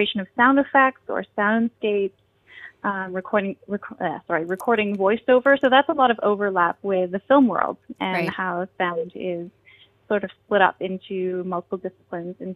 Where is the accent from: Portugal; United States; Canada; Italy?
Canada; Kingston, Ontario; moved away as an adult; now in Toronto, Canada; I grew up in Kingston.